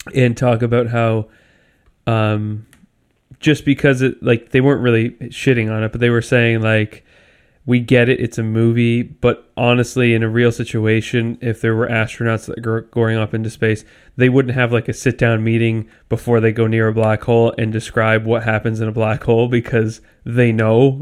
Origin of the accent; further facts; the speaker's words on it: Canada; I'm Canadian.